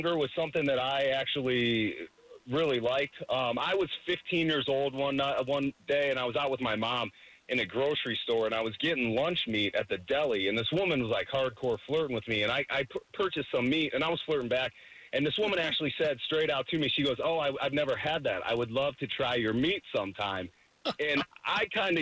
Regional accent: north outside of Cleveland, Ohio, United States; I grew up north outside of Cleveland

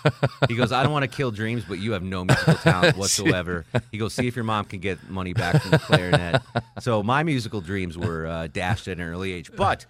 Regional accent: Connecticut, United States; I took where I grew up in Connecticut, I think first grade or second grade, everyone had to play the violin.

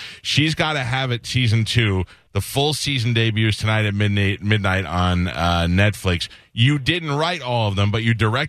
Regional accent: New York City, New York, United States; I grew up in Staten Island.

